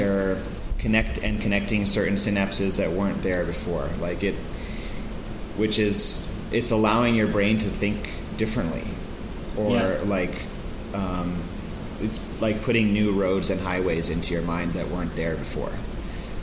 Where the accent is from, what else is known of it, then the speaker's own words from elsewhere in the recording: Santa Fe, New Mexico, United States; I grew up in Santa Fe, New Mexico